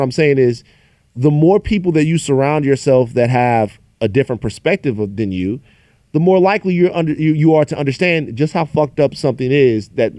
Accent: Louisiana, United States; So growing up in Louisiana, I would tell people all the time, these little arguments and debates that you guys have, they would affect my daily life.

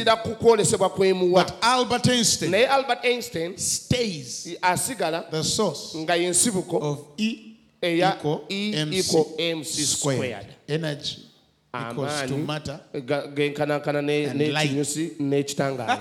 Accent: England, United Kingdom; So don't be mistaken. I'm English.

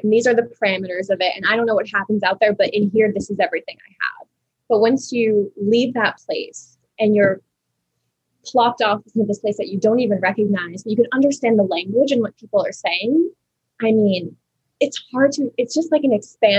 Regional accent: United States; also born or lived in France; when I flew back to America, even as like a 13-year-old girl

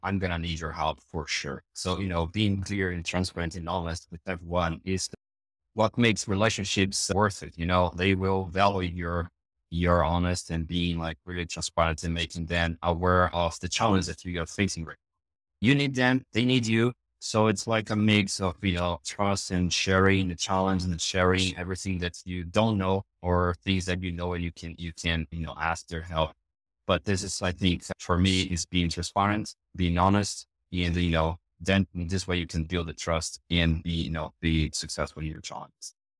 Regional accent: Brazil; English is a second language

